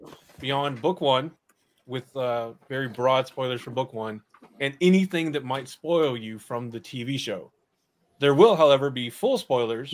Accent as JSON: {"language": "English", "region": "the South", "country": "United States", "tie": "born or raised there", "said": "I grew up in the South"}